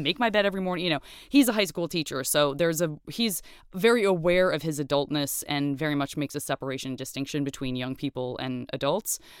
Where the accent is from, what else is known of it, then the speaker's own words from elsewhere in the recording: Tucson, Arizona, United States; also born or lived in Flagstaff, Arizona; I grew up in, uh, in Tucson, Arizona.